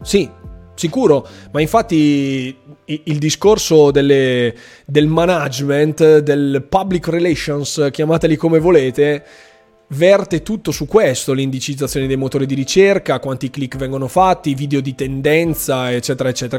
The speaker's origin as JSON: {"language": "Italian", "region": "Friuli-Venezia Giulia", "country": "Italy", "said": "io che sono friulano"}